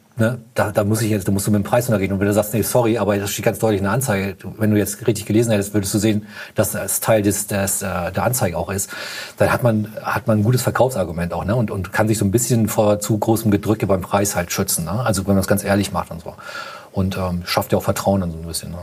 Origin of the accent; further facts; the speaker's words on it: Hamburg, Germany; bei uns in Hamburg